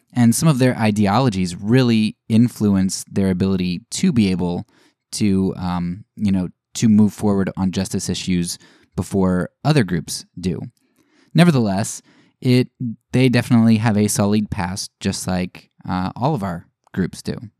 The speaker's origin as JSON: {"language": "English", "area": "Lancaster County", "region": "Pennsylvania", "country": "United States", "tie": "born or raised there", "said": "I grew up in Pennsylvania, Lancaster County, area"}